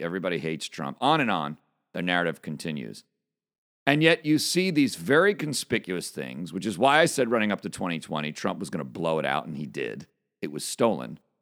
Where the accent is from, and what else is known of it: United States